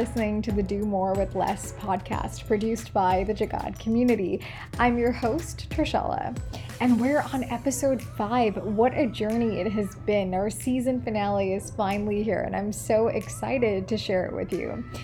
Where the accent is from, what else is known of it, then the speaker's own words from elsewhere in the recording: Malayali, Kerala, India; We're both Malayali